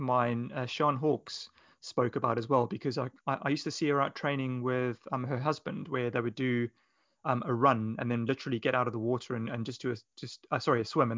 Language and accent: English; Johannesburg, Gauteng, South Africa; moved away; as a child growing up in Johannesburg in South Africa